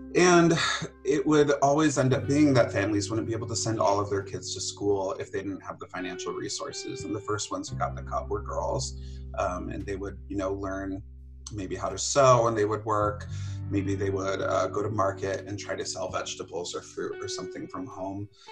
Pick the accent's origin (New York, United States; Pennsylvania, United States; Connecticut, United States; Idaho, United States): Connecticut, United States; northwestern; I grew up in northwestern Connecticut